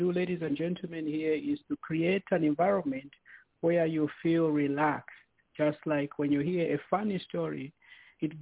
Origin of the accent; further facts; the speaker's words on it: Zambia; growing up in Zambia